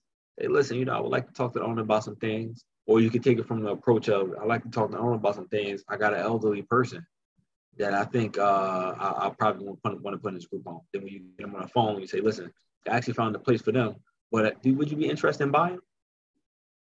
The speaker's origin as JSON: {"language": "English", "town": "Newark", "region": "New Jersey", "country": "United States", "said": "I'm from Newark."}